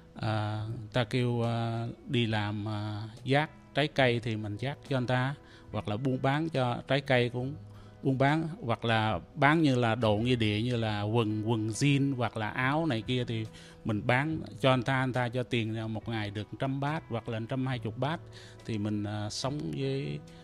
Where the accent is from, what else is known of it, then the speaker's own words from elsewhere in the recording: Trà Cú, Trà Vinh, Vietnam; also born or lived in Cambodia / Thailand; now in Toronto, Canada; tôi là người Việt Nam sinh đẻ ở à, Việt Nam à, ở ấp Bà Côi xã Đông Châu huyện Trà Cú tỉnh Trà Vinh rồi tôi tôi vượt biên từ Trà Vinh qua à, Campuchia rồi sang à, qua Thái Lan